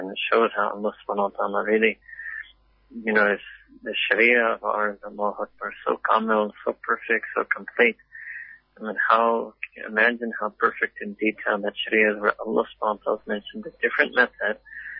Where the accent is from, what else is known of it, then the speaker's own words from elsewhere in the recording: Afghanistan; English is a second language; I come from Afghanistan.